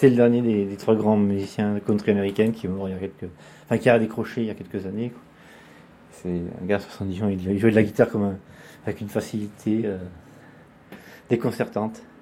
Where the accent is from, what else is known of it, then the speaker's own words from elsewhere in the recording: Switzerland; born there; moved away; parce que je suis né en Suisse, depuis avril 65, j'ai déménagé environ tous les deux ans et demi.